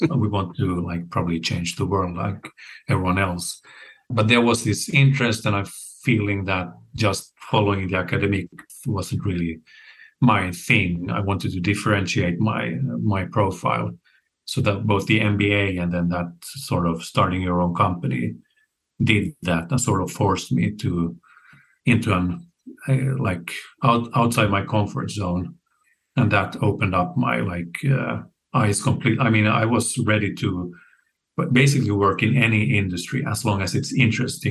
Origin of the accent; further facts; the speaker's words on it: Finland; moved away as an adult; also born or lived in Stockholm, Sweden; now in Sweden; I'm originally from Finland, and then I moved to Sweden about 20 years ago.